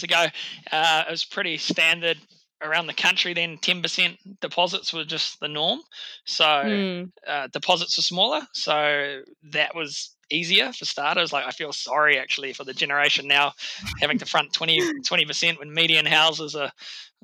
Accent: New Zealand; It's my hometown. It's actually where I've set up my gym now.

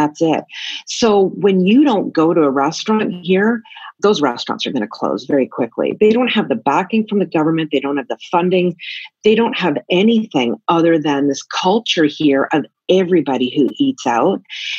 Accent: Canada; moved away as an adult; now in Tokyo, Japan; I'm originally from Canada, and I've been an expat and all over the world for 27 years, now living in Tokyo

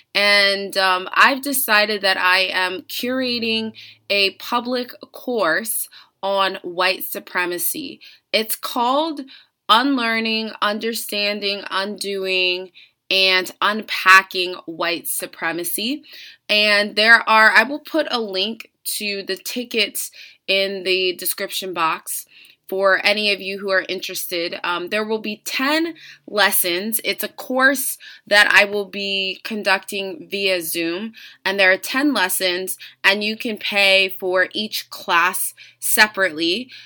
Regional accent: Virginia, United States; I'm from Virginia, and I went to V C U, Virginia Commonwealth University

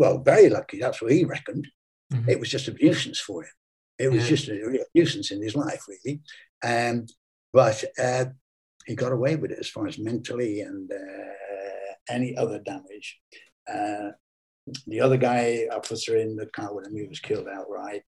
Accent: Ireland; also born or lived in England (Lancashire); now in England; I'm Irish born with Irish parents and grandparents. I'm totally Irish.

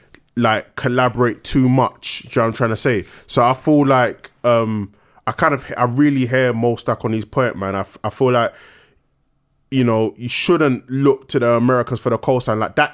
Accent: London, United Kingdom; we're from London.

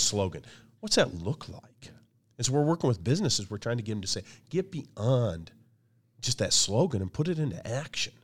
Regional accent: Michigan, United States; my background is I grew up in a small town in Michigan

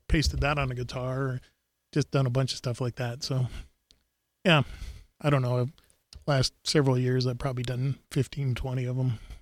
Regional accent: South Dakota, United States; growing up in South Dakota

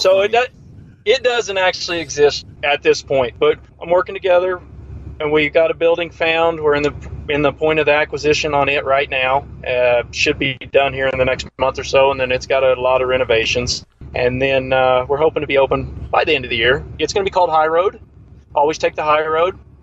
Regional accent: Great Bend, Kansas, United States; also born or lived in Larned, Kansas; Central Kansas. I'm from Great Bend, actually. It's about 20 miles from Larned, but Larned's where I ended up after I got out of high school

